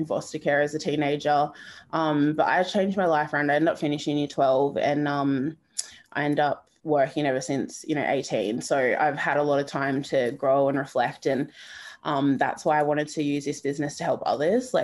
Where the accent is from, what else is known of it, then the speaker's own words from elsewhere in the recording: Gold Coast, Queensland, Australia; also born or lived in Beaudesert, Queensland (family origin); I'm Mananjali, so my family are from Beaudesert in Queensland. But I grew up here around the Gulf Coast on Gumbangia country